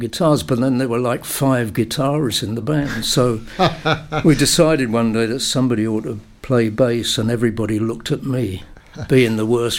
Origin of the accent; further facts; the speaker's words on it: London, United Kingdom; also born or lived in Aberdeen; I was born in Aberdeen, but brought up in a place called Acton in London.